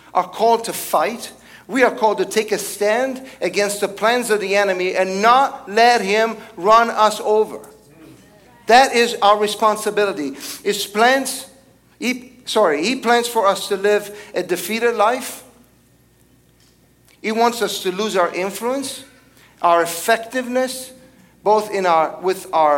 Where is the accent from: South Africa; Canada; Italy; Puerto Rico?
Italy; now in United States; I was born and raised in Italy